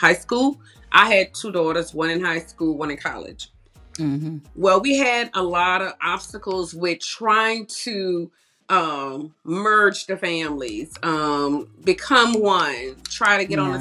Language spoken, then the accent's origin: English; New Orleans, Louisiana, United States; moved away as an adult; now in Conyers, United States; I'm from New Orleans.